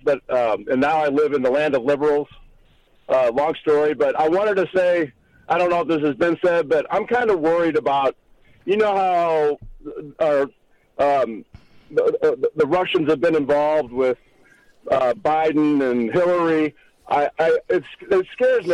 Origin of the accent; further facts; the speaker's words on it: Missouri, United States; also born or lived in Dallas, Texas; now in Chicago, United States; I am from Missouri, like Rush.